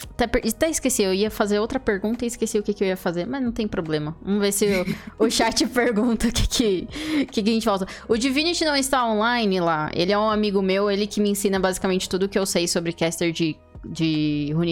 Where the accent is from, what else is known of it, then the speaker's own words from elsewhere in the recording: São Paulo, Brazil; Eu sou paulista